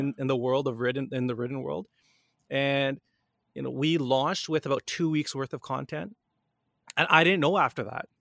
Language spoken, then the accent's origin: English; Canada; Born and raised in Canada